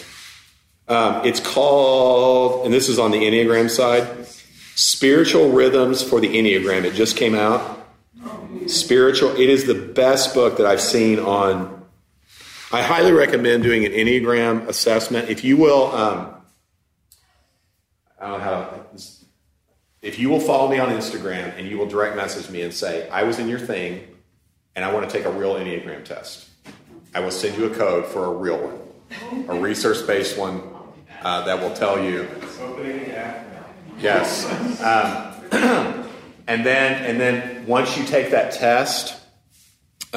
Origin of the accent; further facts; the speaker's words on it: United States; being an American